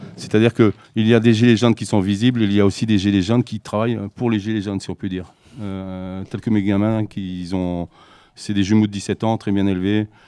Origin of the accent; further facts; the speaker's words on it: Ch'ti, Hauts-de-France, France; moved away as an adult; now in Marmande, France; je suis un ch'ti, donc ça fait 4 ans que je suis dans le sud-ouest